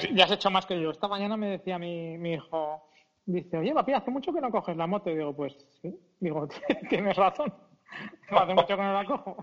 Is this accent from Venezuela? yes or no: no; Zaragoza, Aragon, Spain; somos de Aragón, bueno, de Zaragoza en concreto, cabezones como nosotros solos